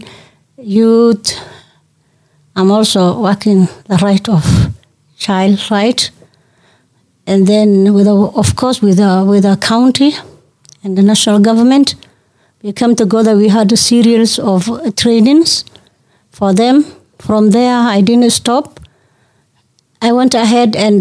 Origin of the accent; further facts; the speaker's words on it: northern Kenya, Kenya; I come from Northern Kenya